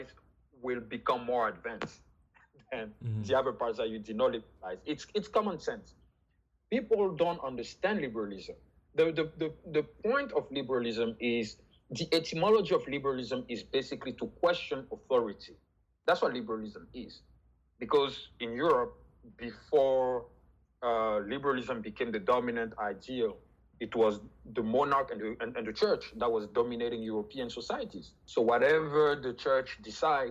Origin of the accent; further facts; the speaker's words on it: Abidjan, Côte d’Ivoire; first language French; English is a second language; moved away as an adult; now in Chicago, United States; I was born and raised in Cote d'Ivoire, so Ivory Coast, in 1990 in Abidjan. I speak French as my first language.